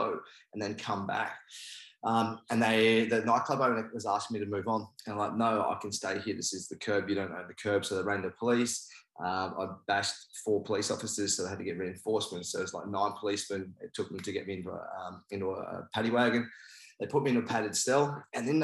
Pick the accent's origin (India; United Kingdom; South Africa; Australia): Australia; also born or lived in New Zealand; I'm from New Zealand and I'm Māori, but I actually moved to Australia when I was 4.